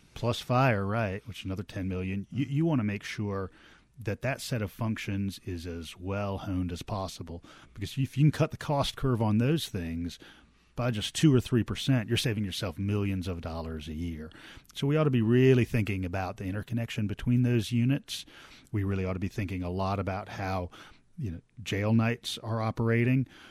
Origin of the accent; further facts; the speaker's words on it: Norfolk, Virginia, United States; now in Athens, United States; growing up in Norfolk, Virginia